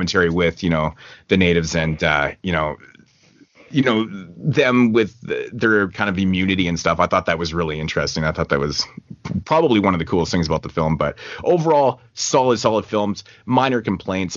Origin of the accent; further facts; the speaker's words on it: Canada; I'm Canadian